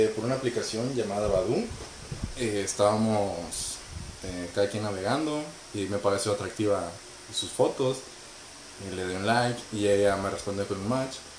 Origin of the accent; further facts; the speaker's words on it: Monterrey, Nuevo León, Mexico; moved away as an adult; now in Toronto, Canada; Vengo de Monterrey, Nuevo León, México